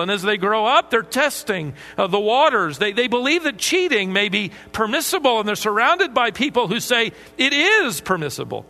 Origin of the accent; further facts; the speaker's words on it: Minnesota, United States; I was born in Minnesota